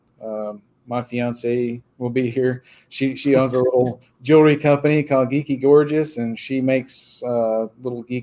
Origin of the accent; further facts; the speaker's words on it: Dayton, Texas, United States; I'm from Dayton. I grew up here and went to school here my whole life and still live here